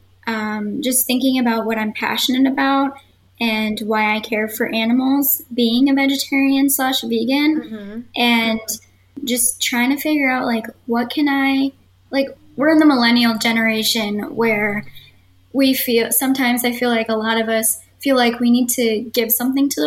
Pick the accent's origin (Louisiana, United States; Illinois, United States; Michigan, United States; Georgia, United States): Michigan, United States; moved away as an adult; now in Wisconsin, United States; I've lived in the Midwest my entire life, growing up in Michigan, and I moved to Wisconsin a few years ago